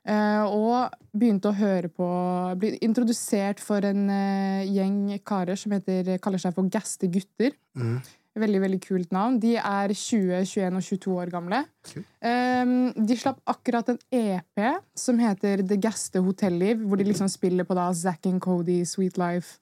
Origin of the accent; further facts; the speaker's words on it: Norway; vi er oppvokst i Norge